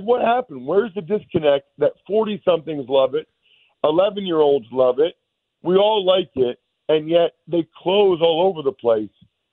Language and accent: English; Reading, Pennsylvania, United States; Because, like, I grew up in Reading, Pennsylvania, okay?